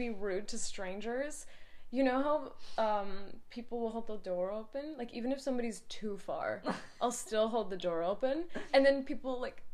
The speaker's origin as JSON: {"language": "English", "country": "United States", "said": "I'm American."}